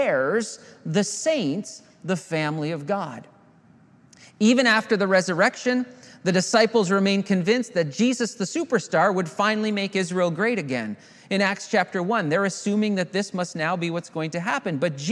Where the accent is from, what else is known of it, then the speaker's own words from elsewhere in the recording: Southern Ontario, Canada; I grew up in Southern Ontario